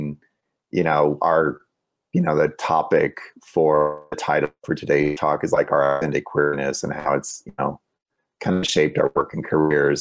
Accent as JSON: {"language": "English", "town": "Highland", "region": "Illinois", "country": "United States", "tie": "born or raised there", "moved": "yes", "said": "I grew up in Highland, Illinois"}